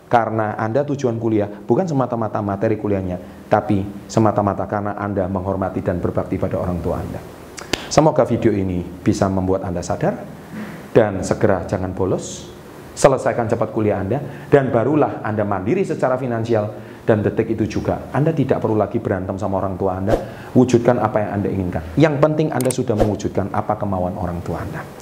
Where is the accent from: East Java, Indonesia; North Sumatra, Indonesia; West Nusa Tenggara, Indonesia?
East Java, Indonesia; Surabaya; Dan saya dari Surabaya, pembicaranya di Jakarta.